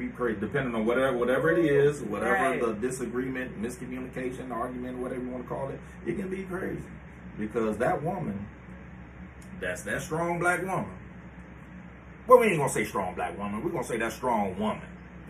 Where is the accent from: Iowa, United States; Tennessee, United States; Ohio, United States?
Ohio, United States; Cleveland